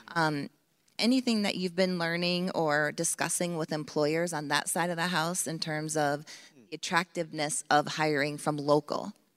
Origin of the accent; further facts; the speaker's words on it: Maine, United States; my home state of Maine